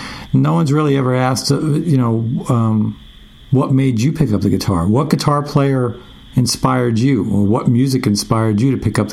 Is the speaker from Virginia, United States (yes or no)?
no; Long Island, New York, United States; I grew up on Long Island in New York